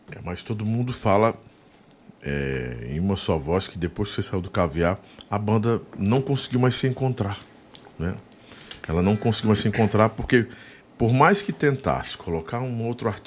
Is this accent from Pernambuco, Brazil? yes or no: no; Pacoti, Ceará, Brazil; Lá na, na minha terra, Pacuti